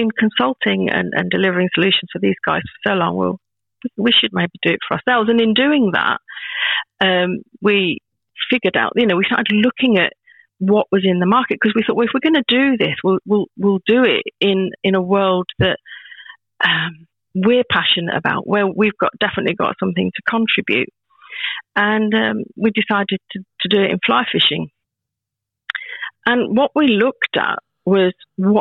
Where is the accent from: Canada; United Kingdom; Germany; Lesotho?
United Kingdom; Northamptonshire, East Midlands; moved away as an adult; also born or lived in Rhondda, Wales / Ferndale, Wales; now in Yorkshire, United Kingdom; my growing up mainly was in England